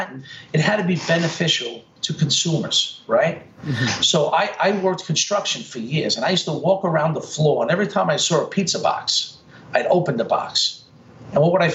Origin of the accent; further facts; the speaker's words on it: New York City, New York, United States; I grew up in Brooklyn